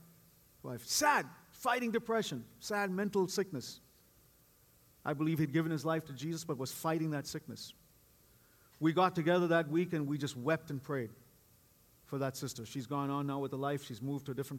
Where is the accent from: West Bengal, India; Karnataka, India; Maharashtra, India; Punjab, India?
Karnataka, India; Bangalore; moved away as an adult; also born or lived in East Coast, United States; now in Bay Area, United States; for the 18 years that I grew up in Bangalore, India, and since then, as I came as an immigrant to this country